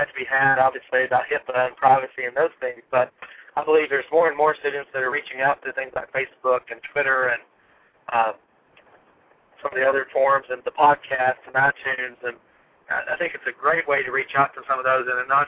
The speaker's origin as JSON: {"language": "English", "country": "United States", "tie": "born or raised there", "lives_now": "Tennessee, United States", "said": "this small rural location in Tennessee, about an hour away from my hometown"}